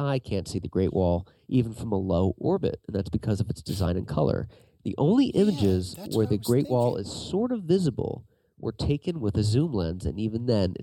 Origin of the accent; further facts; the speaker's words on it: Pennsylvania, United States; I'm here from Pennsylvania visiting my friend